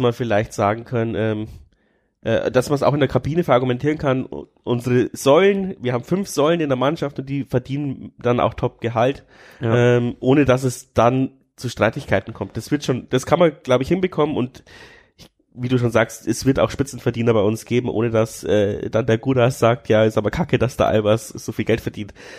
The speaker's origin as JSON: {"language": "German", "town": "Amberg", "region": "Bavaria", "country": "Germany", "said": "Ich komme ja aus Amberg, das ist ja schon fast Franken"}